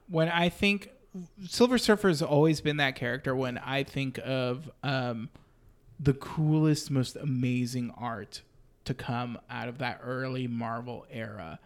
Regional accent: Austin, Texas, United States; I grew up in Austin

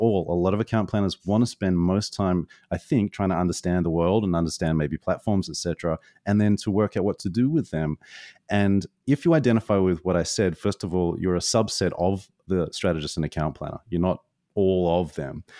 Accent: Australia; moved away; being an Aussie a long way away from home

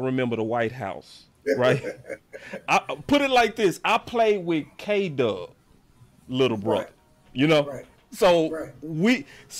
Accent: Dallas, Texas, United States; Because I'm from Dallas. So I know the gravity of what you're saying on this.

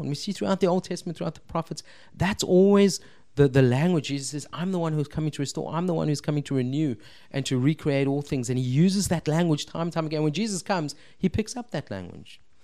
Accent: Cape Town, Western Cape, South Africa; I'm Cape Town-ian, born and bred

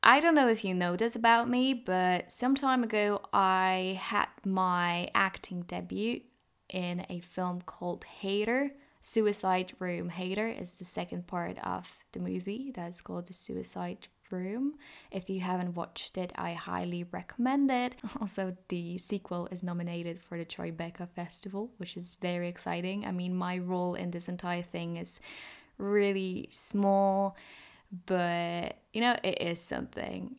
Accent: Poland; we're from Poland

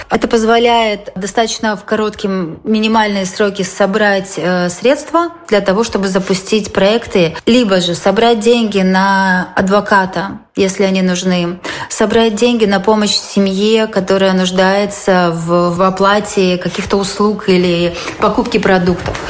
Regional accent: Belarus; also born or lived in Vilnius, Lithuania; now in Lithuania; мы, белорусы, которые живем э, в Литве, в Вильнюсе и в других городах

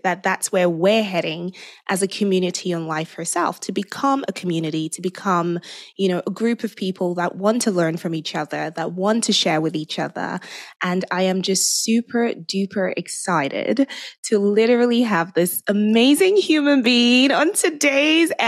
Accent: Nigeria; moved away; I grew up in Nigeria. I'm fully Nigerian.

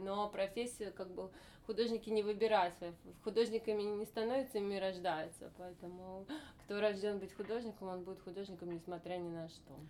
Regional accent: Moscow, Russia; moved away; выросла в Москве

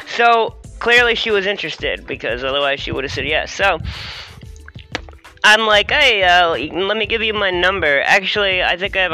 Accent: Harrisonburg, Virginia, United States; I'm from Virginia

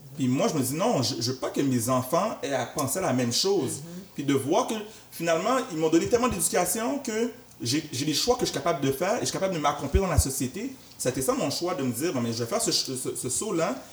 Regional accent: Montreal, Quebec, Canada; j'ai grandi à Anjou, dans l'est de Montréal

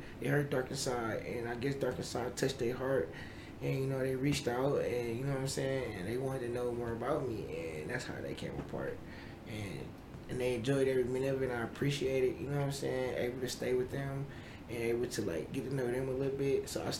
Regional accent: Buffalo, New York, United States; Yeah, I'm from Buffalo.

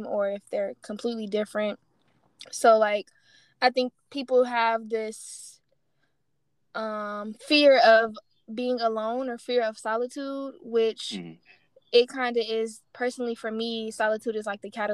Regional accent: Detroit, Michigan, United States; moved away; I'm from Detroit

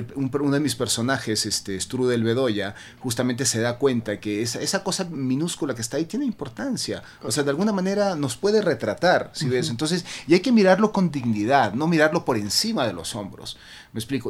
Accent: Guayaquil, Guayas, Ecuador; now in Quito, Ecuador; Yo nací en Guayaquil, pero mi padre este, era cuencano y mi madre italiana. Entonces, y yo vivo feliz en Quito

